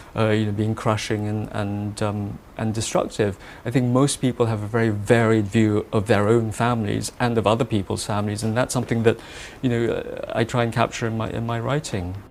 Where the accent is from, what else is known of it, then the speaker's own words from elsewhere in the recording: Malaysia; moved away; I have a particular point of view that I feel captures a sense of being Malaysian, being Malaysian of Chinese origin.